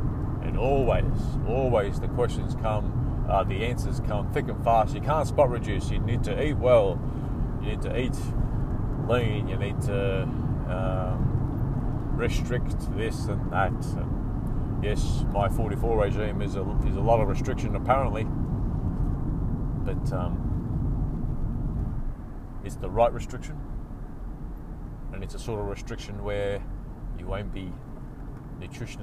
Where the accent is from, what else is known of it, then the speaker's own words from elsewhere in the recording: Australia; I represented Australia in triathlon in 1999